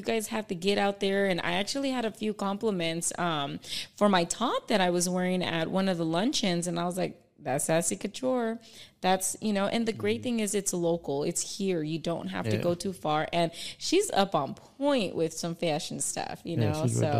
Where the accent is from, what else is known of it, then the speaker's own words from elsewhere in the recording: Palmdale, California, United States; "Oh, I'm from Palmdale." You know, so proud.